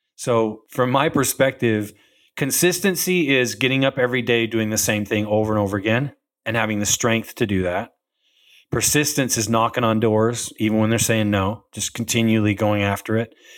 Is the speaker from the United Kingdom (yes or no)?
no; Utah, United States; I grew up in Utah